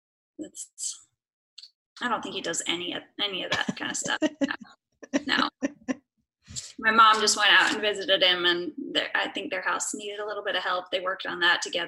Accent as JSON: {"language": "English", "region": "northern Utah", "country": "United States", "tie": "born or raised there", "moved": "as an adult", "lives_now": "Hawaii, United States", "said": "I was raised in Utah, northern Utah."}